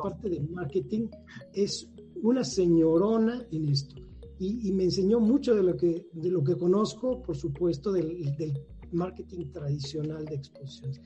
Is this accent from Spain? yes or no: no; Mexico City, Mexico; yo soy oriundo de acá, de la Ciudad de México, soy flor de asfalto totalmente. Nací en la Ciudad de México